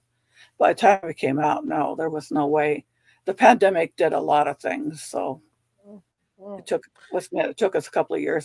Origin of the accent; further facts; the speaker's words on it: California, United States; now in Virginia, United States; I grew up in California